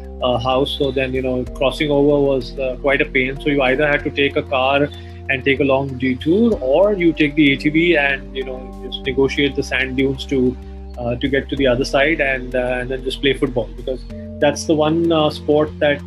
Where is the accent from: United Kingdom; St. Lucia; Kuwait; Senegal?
Kuwait; born there; I was born in Kuwait in the 70s.